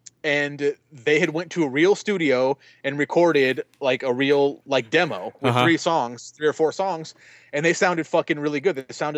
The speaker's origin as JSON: {"language": "English", "town": "Fontana", "region": "California", "country": "United States", "tie": "born or raised there", "said": "Yeah, because Travis Barker is a Fontana native, and that's where I grew up in Fontana."}